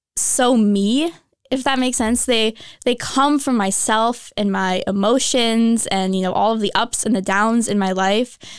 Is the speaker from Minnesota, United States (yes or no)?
yes; Minnesota, United States; moved away as an adult; I'm originally from Minnesota, came pretty far to go to school here.